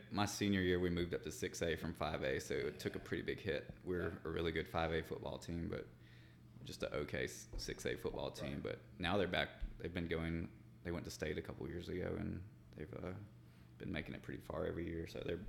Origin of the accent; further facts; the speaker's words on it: Wetumpka, Alabama, United States; I'm from Wetumpka, Alabama.